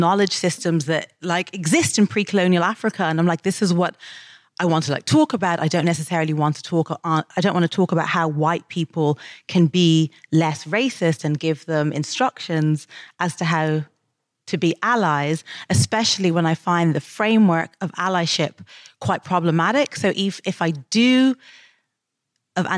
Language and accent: English; Dublin, Leinster, Ireland; moved away as an adult; When I was growing up in Dublin